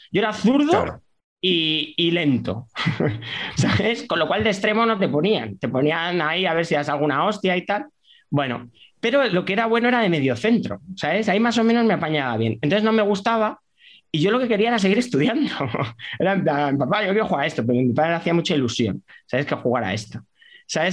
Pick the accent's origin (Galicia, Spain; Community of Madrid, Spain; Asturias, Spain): Community of Madrid, Spain; Leganés; yo nací en Madrid, pero claro, eh, porque no había hospital, maternidad en esa época en Leganés, en el 79 no había, entonces nací en la maternidad de O'Donnell, pero yo me crié en San Nicasio, en Leganés